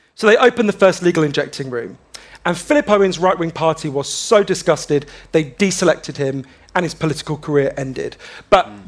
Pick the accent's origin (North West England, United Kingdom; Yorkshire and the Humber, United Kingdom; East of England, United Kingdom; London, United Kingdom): London, United Kingdom; also born or lived in Glasgow; when they were about one, they, they moved to, to London.